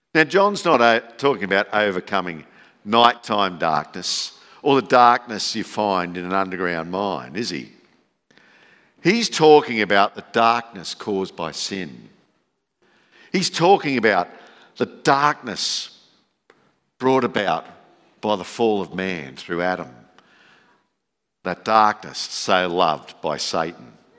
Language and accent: English; Campbelltown, New South Wales, Australia; moved away as an adult; also born or lived in Sydney; now in Dalby, Australia; growing up in Campbelltown, which is about the size of Dolby then, there were no light displays.